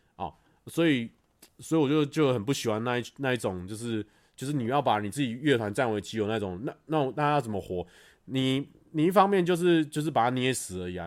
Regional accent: Taiwan; 我们台湾人不讲视频

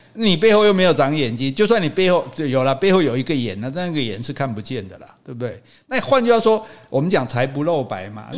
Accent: Taiwan; 我们是台湾人

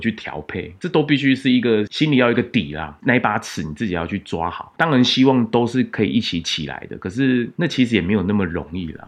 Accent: Taiwan; 我们台湾人比较害羞内向

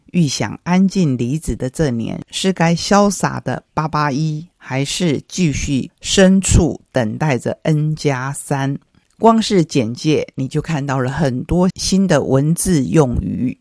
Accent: Taiwan; 我们台湾话有些字眼是很传神的

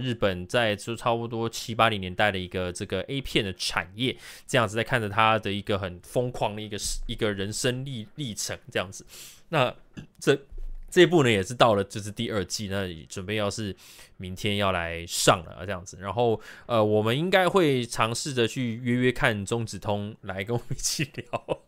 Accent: Taiwan; 真的是我们台湾人才拥有的 V V I P体验

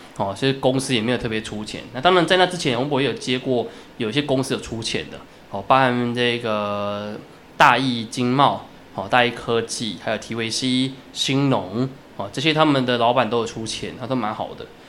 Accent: Taiwan; 我们台湾人

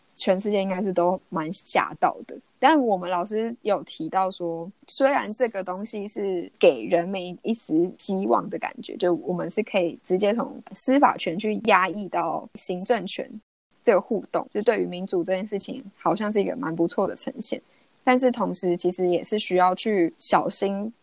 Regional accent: Taiwan; 因为毕竟台湾就是市场是真的比较小，我们就是一个小岛国家

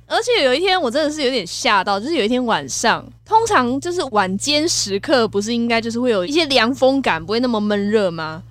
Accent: Kaohsiung, Taiwan; 身为高雄人，有很多冰品的回忆耶。

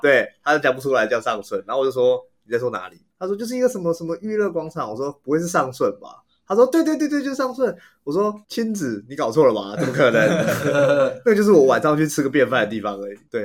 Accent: Miaoli County, Taiwan; moved away as an adult; now in Taipei, Taiwan; 我是苗栗人

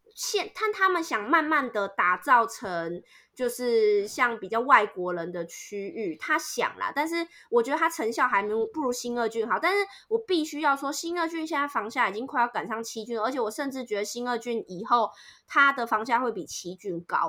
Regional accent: northern Taiwan, Taiwan; moved away as an adult; now in Vietnam; 因为我是北部人

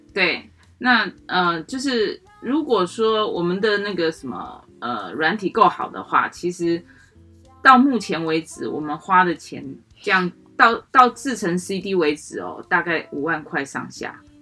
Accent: Taiwan; accent: Taiwanese Mandarin (台湾国语); 我这种台湾国语啦，啊，台湾狗语啦

